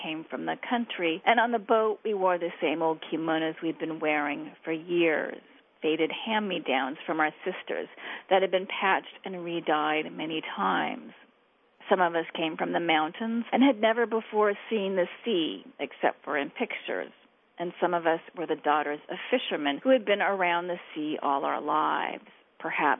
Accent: United States; as an American

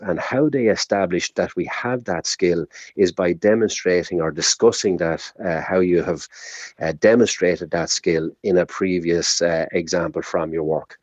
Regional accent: Ireland; we're Irish

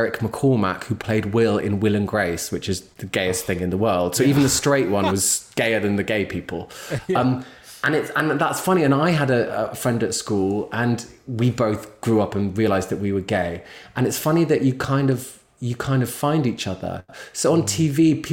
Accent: London, United Kingdom; I'm a Londoner born and raised

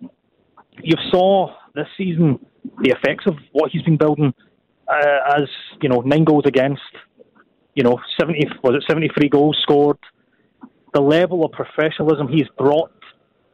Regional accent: Glasgow, Scotland, United Kingdom; now in Netherlands; I'm especially from the Celtic part of Glasgow

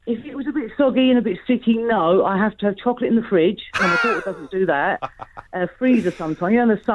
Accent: Wales, United Kingdom; moved away; I grew up in Wales and was born in Wales, and a lot of family still there.

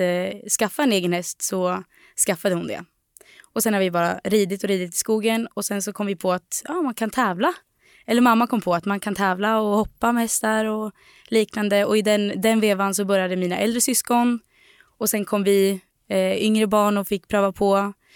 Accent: Delsbo, Gävleborg County, Sweden; moved away; på gården i Delsbo där vi kommer ifrån.

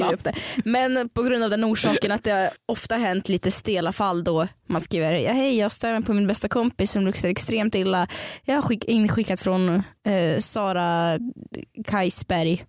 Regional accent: Stockholm, Stockholm County, Sweden; jag var från Stockholm

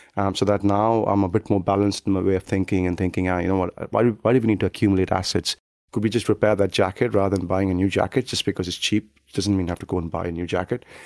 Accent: South India, India; moved away as an adult; now in United Kingdom; in a kind of small town in South India

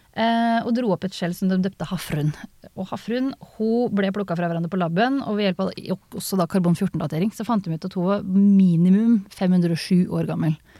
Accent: Østfold, Norway; jeg er fra Østfold, så vi har det i kulturarven vår

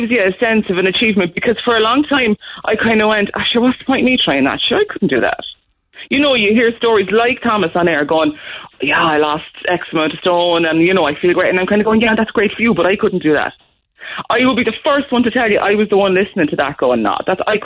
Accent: Waterford, Munster, Ireland; now in Cobh, Ireland; I'm from Waterford, Mick, where we also say Shellacky Bookie

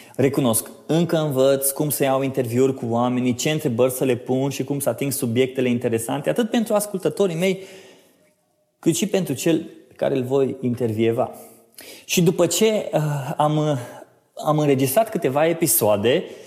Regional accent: Oradea, Bihor County, Romania; now in Cluj-Napoca, Romania; sunt din Oradea, mutat în Cluj-Napoca pe sfert maghiar

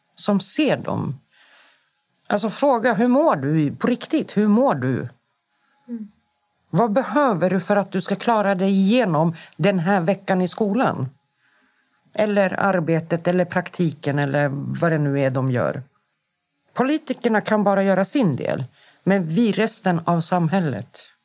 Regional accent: Stockholm, Stockholm County, Sweden; also born or lived in Akalla; Jag är uppvuxen i Rinkeby. Jag kommer från förorten

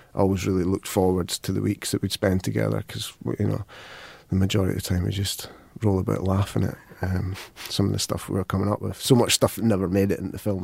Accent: Falkirk, Scotland, United Kingdom; I come from Falkirk

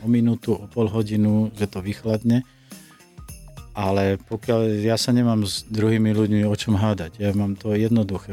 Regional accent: Slovakia; Som Slovák

